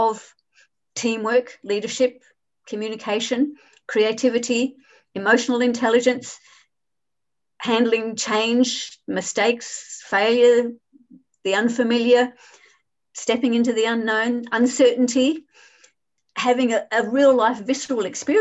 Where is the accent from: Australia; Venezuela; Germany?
Australia; Adelaide, South Australia; moved away as an adult; now in Hong Kong; I grew up in Adelaide in Australia